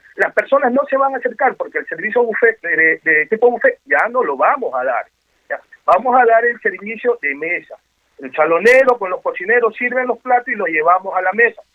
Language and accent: Spanish; Ecuador; como los ecuatorianos bailamos